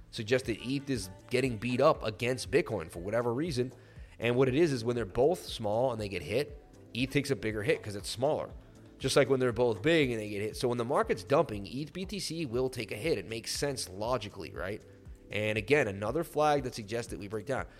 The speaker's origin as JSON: {"language": "English", "area": "Martha's Vineyard", "region": "Massachusetts", "country": "United States", "tie": "born or raised there", "said": "I grew up in Martha's Vineyard."}